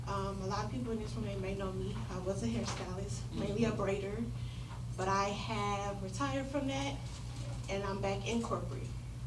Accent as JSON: {"language": "English", "town": "Dallas", "region": "Texas", "country": "United States", "also_born_or_lived": "Killeen, Texas", "moved": "as an adult", "said": "I am a vet. I was in the Army, and I was stationed here in Killeen. I'm from Dallas. That's how I got here."}